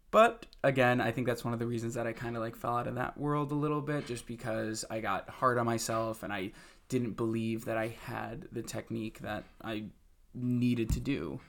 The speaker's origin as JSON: {"language": "English", "town": "Webster", "region": "New York", "country": "United States", "also_born_or_lived": "Buffalo, New York", "moved": "yes", "lives_now": "New York City, United States", "said": "I'm from Rochester, New York. I'm actually from, well, really a, a suburb outside of Rochester, New York called"}